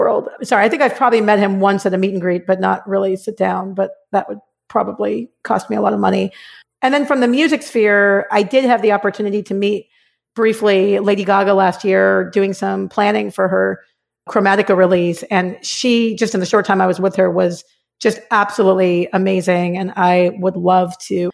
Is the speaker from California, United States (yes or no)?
yes; Los Angeles, California, United States; I'm actually a Valley girl, grew up in the San Fernando Valley in LA.